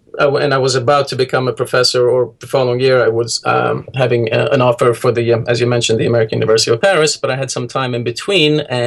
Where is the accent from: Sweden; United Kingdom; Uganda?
Sweden; also born or lived in Heidelberg, Germany; now in New York City, United States; I grew up in Sweden, my mother taught me to read at an early age